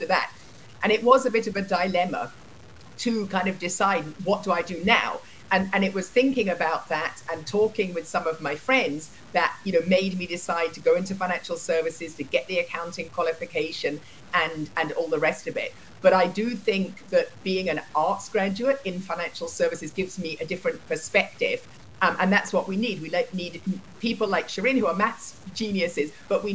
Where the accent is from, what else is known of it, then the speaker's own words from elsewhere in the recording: England, United Kingdom; moved away as an adult; now in United States; as you can hear from my voice, I grew up in England